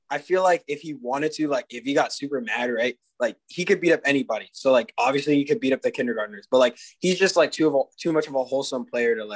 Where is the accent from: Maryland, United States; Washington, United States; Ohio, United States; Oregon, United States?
Maryland, United States; Potomac; I'm uh, I'm from Potomac, Maryland.